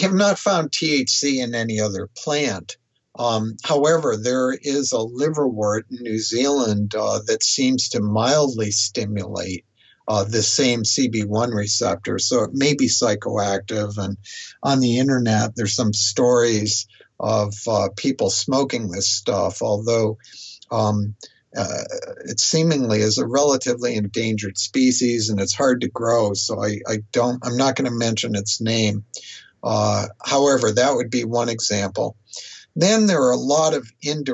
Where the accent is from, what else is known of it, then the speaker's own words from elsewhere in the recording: United States; I've resided in the U.S. all this time